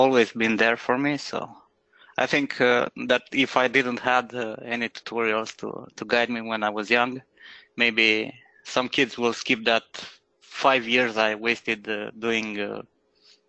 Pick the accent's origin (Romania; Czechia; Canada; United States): Romania; Iași, Iași County; moved away as an adult; now in Bucharest, Romania; a really small media studio in my hometown, Iași, yeah, in Romania.